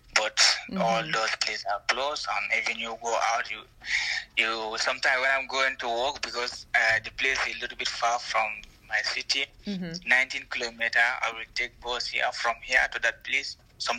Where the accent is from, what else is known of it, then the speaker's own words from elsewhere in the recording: Gambia; English is a second language; also born or lived in Italy; now in Sint-Truiden, Belgium; I'm from Gambia. I'm the type of Fulani. I was been in Italy for 2 years back, but now, since last year, I'm in Belgium. I live in one small city called Sint-Truiden.